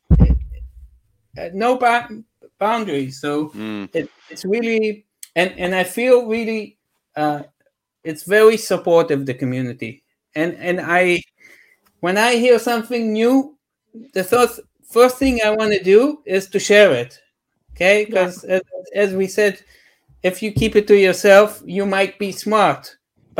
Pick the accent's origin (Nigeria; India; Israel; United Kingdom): Israel; I'm from Israel